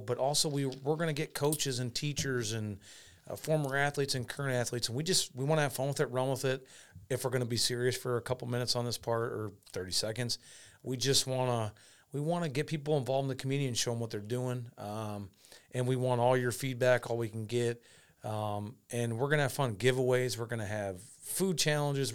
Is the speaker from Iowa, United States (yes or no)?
yes; Clinton, Iowa, United States; I am from Clinton, Iowa.